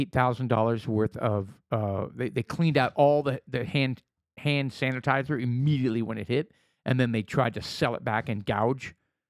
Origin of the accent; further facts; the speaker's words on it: United States; We're drinking American whiskey because we're American.